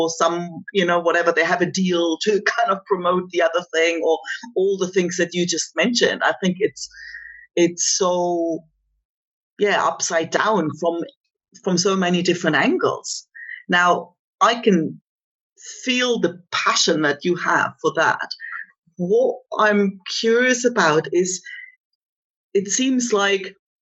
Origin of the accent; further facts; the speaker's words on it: East Germany, Germany; moved away; I grew up in East Germany